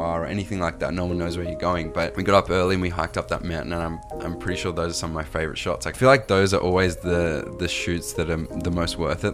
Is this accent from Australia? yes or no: yes; Australia; accent: Australian; when I come over here to the States, I'm from Australia